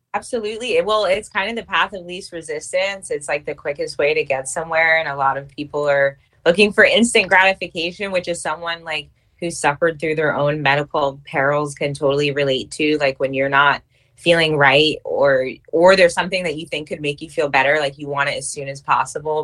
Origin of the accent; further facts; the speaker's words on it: New York, United States; moved away as an adult; also born or lived in California; now in Virginia, United States; I am originally from New York